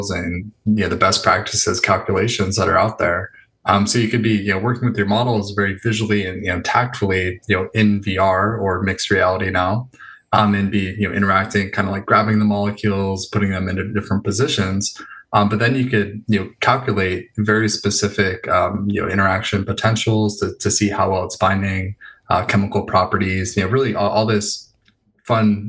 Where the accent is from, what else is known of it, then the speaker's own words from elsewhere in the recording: Los Angeles, California, United States; also born or lived in San Diego; I grew up in North Hollywood, not too far from there